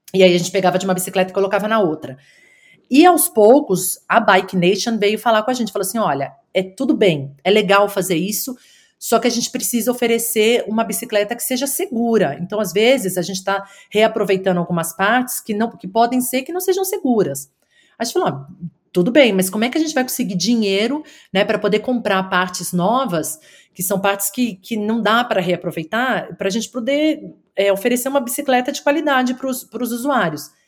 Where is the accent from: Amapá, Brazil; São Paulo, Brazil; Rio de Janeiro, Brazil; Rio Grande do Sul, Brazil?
São Paulo, Brazil; moved away as an adult; also born or lived in United States; now in Wollongong, Australia; eu sou de São Paulo, nasci e cresci na cidade de São Paulo